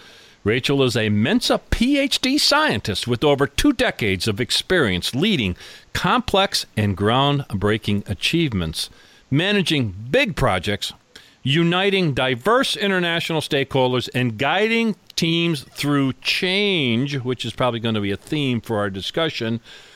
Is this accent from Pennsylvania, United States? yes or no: yes; Scranton, Pennsylvania, United States; we are in my hometown of Scranton, Pennsylvania.